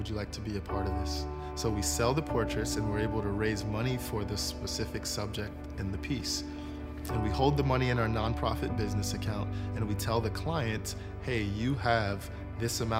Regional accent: Miami, Florida, United States; I grew up in Miami, Florida

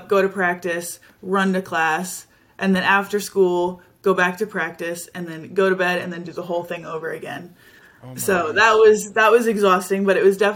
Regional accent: Dallas, Texas, United States; moved away as an adult; now in Gainesville, United States; I am from Dallas, Texas. I came to school here at University of Florida for swimming

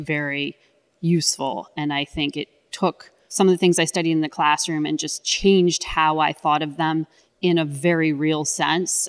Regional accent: Connecticut, United States; I grew up in Connecticut

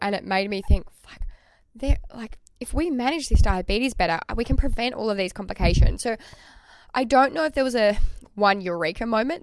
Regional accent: Tasmania, Australia; I am from Tasmania

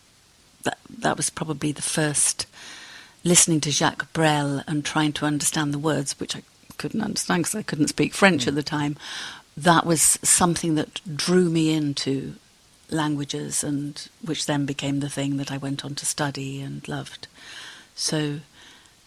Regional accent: Cardiff, Wales, United Kingdom; moved away; also born or lived in Halifax, Yorkshire; we moved from Halifax to Cardiff, and that's where I grew up

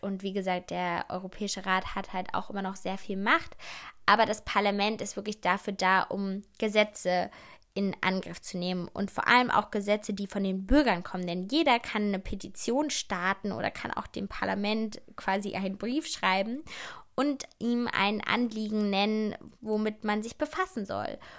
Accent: Germany; ich bin in Deutschland geboren

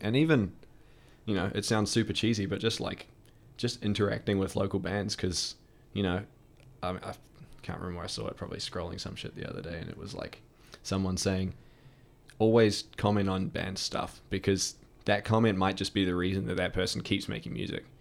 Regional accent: United States; now in New Zealand; I'm, I'm American citizen

